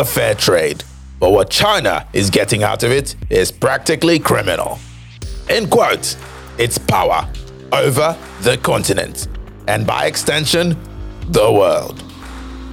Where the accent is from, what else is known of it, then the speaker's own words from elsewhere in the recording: Nigeria; my home country, Nigeria